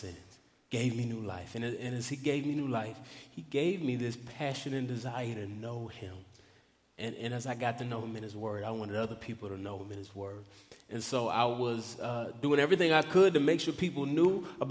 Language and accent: English; Dallas, Texas, United States; I grew up in Dallas, Texas